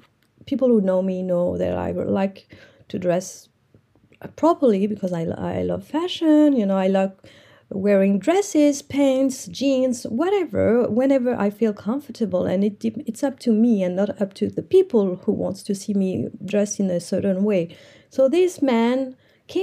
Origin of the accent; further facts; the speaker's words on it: Morocco; English is a second language; I'm from Morocco